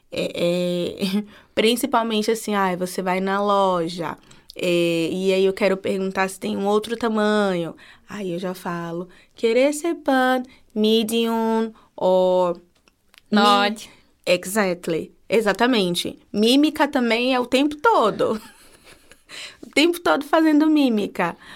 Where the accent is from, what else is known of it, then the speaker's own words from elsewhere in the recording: Salvador, Bahia, Brazil; now in Hungary; eu sou baiana, sou de Salvador mas eu não conheço, não conhecia antes de vir morar aqui alguém do Tocantins